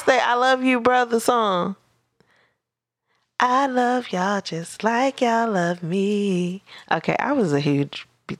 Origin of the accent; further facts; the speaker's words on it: Virginia, United States; There was a girl from my hometown who was like, she was relatively famous here, just like in the 757.